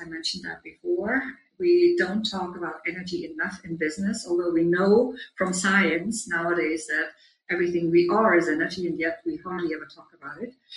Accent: Germany; moved away as an adult; also born or lived in Munich; now in New York, United States; I grew up on a small farm in Germany where I'm right now, but I'm usually based in New York

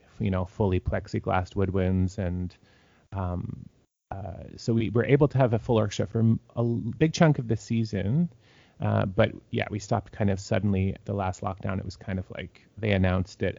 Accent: Toronto, Ontario, Canada; moved away as an adult; also born or lived in Saskatoon, Canada / Regina, Canada / Kitchener-Waterloo, Canada; I'm from Toronto and had moved out to Saskatchewan to play in Saskatoon Symphony and then the Regina Symphony

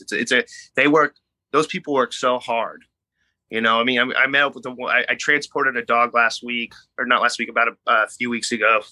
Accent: Bay Area, Northern California, United States; moved away as an adult; also born or lived in Los Angeles, United States; now in New York City, United States; I'm actually born and raised in California, so I'm from from the Bay Area, I'm from Northern California

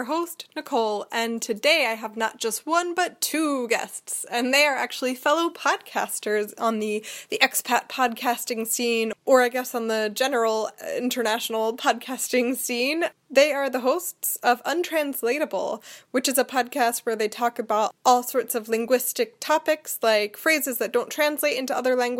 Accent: Philadelphia, Pennsylvania, United States; moved away; living in Philadelphia, where I grew up

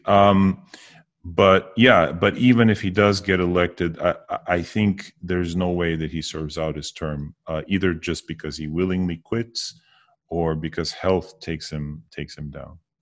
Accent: United States; I was born in the States, um, but my parents are immigrants. They immigrated from Bulgaria

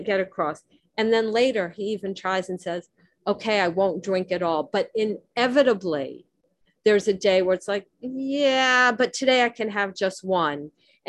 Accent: Miami, Florida, United States; I grew up in Miami

